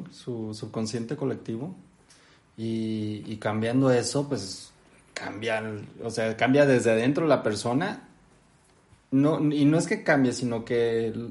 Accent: Mexico; Y aparte tenemos como mexicanos

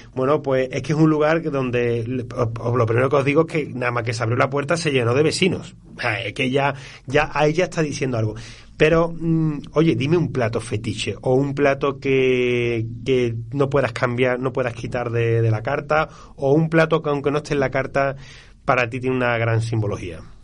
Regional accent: Andalusia, Spain; como sevillano

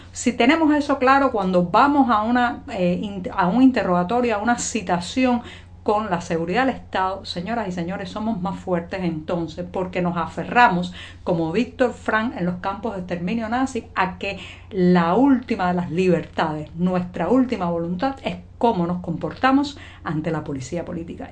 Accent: Cuba; cubana, periodista, ciudadana.

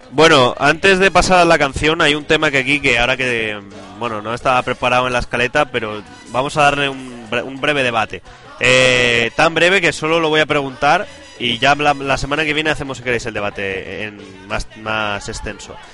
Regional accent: Madrid, Community of Madrid, Spain; de mi tierra, de aquí de Madrid

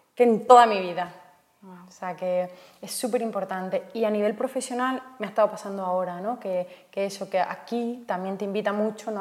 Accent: Almendralejo, Extremadura, Spain; moved away as an adult; also born or lived in Madrid / London / Italy; now in Bali, Indonesia; yo como puedes ver por mi acento, soy de, Badajoz, de un pueblo que se llama Almendralejo. Em, a los 18 años me mudé a Madrid

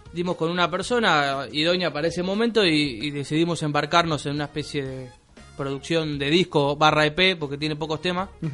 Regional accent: Banfield, Buenos Aires Province, Argentina; Nosotros particularmente somos de Banfield más de Zamora.

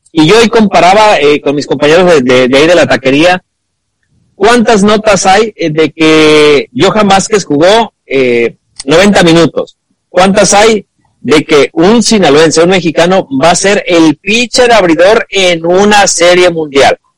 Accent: Argentina; yo soy argentino.

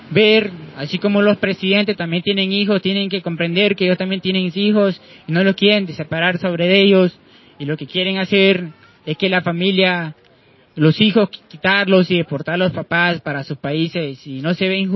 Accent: Honduras; moved away; Este, soy hondureño

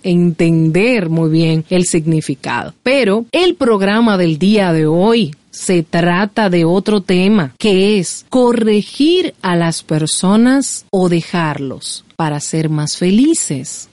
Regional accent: Dominican Republic; soy dominicana. Me encanta mi país.

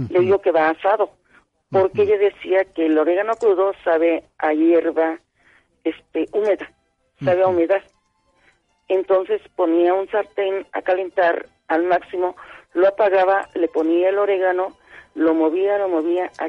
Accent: Tlaltizapán, Morelos, Mexico; also born or lived in Cuautla, Morelos; mi abuelita era de Morelos también. Yo nací en Cuautla, pero me crié con ella en Talcazapan.

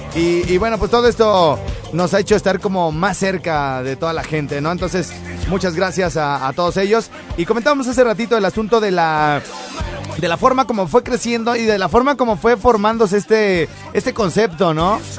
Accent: Morelia, Michoacán, Mexico; moved away; yo soy de Morelia

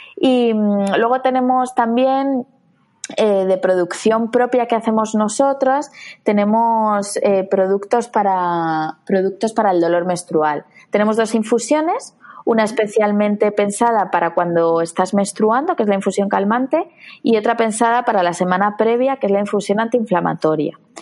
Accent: Madrid, Community of Madrid, Spain; yo soy de Madrid, de la Comunidad de Madrid

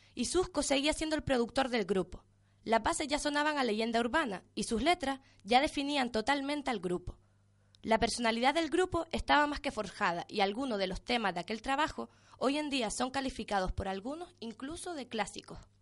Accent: Canary Islands, Spain

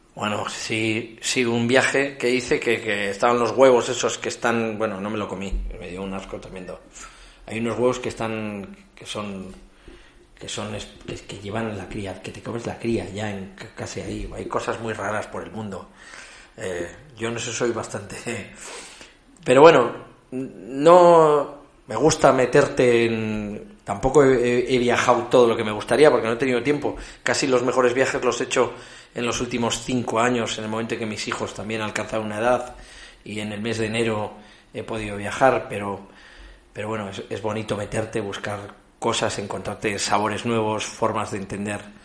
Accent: Ezcaray, La Rioja, Spain; forma parte del ADN como riojanos

